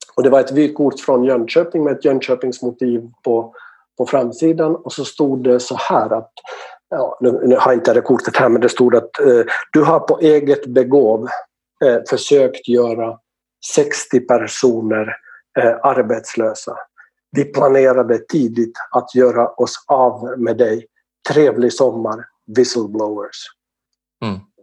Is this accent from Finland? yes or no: yes; Finland; now in Sweden; Jag är från Finland